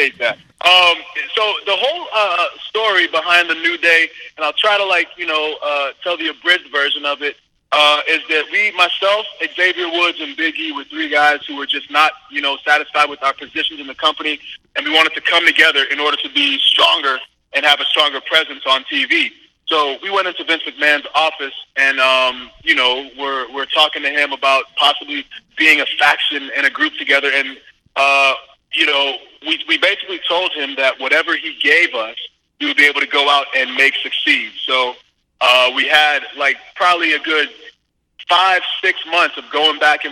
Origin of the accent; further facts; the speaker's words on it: Winchester, Massachusetts, United States; moved away; I grew up in Winchester, Massachusetts, and then I also went to Boston College